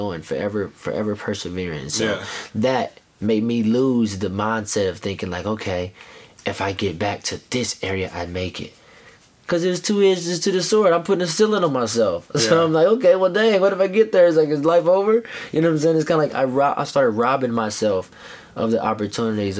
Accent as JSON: {"language": "English", "town": "Knoxville", "region": "Tennessee", "country": "United States", "also_born_or_lived": "Chicago / Florida / New York", "moved": "yes", "said": "I'm from Knoxville, Tennessee"}